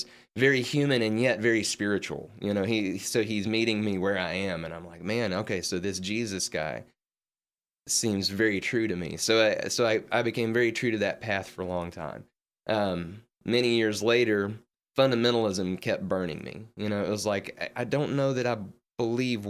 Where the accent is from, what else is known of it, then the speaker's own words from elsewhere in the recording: Western Kentucky, United States; now in Memphis, United States; I grew up in Western Kentucky